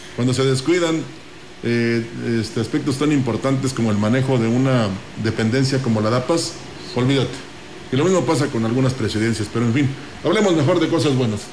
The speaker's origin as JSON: {"language": "Spanish", "country": "Mexico", "said": "nosotros, según en Estados Unidos nos dicen latinos, no, somos mexicanos"}